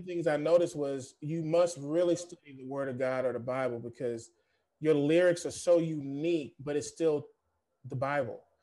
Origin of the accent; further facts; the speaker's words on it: Fort Worth, Texas, United States; now in San Diego, United States; I'm from Fort Worth, Dallas, Fort Worth, Texas, even though I live in San Diego now